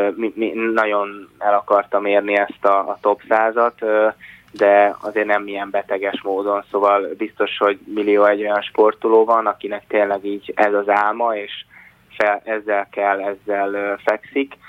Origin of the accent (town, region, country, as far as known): Hungary